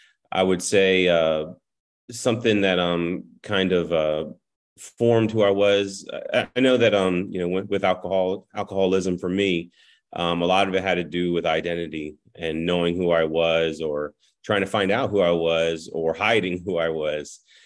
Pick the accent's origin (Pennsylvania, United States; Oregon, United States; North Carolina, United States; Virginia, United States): Virginia, United States; Fredericksburg; So I grew up in Fredericksburg, Virginia, was there when I was 4 years old. Until we went ahead and moved to Florida 2 years ago